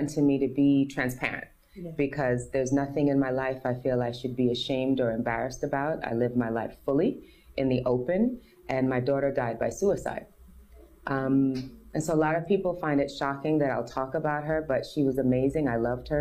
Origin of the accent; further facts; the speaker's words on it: New York City, New York, United States; from America, I'm born and raised in New York City.